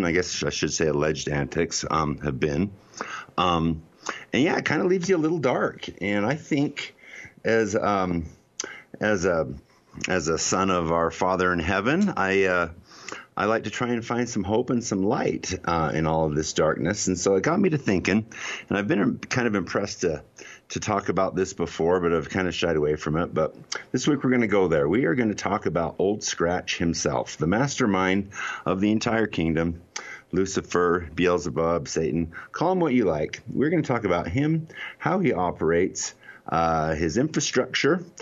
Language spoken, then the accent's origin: English; Salt Lake City, Utah, United States; I'm in Salt Lake City, Utah